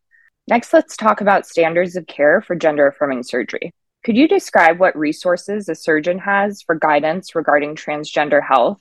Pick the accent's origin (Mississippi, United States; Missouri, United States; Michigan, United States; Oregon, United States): Oregon, United States; Bend; now in San Diego, United States; I was born and raised in Bend, Oregon.